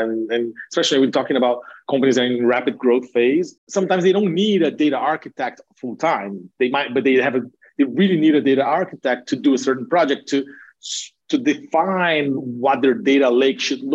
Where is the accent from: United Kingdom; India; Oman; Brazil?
Brazil; moved away as an adult; now in United States; having been born and raised in Brazil, but having spent most of my adult career, my adult life in the US